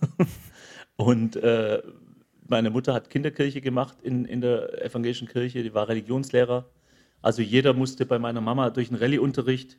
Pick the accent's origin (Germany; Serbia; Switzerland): Germany; wir Deutschen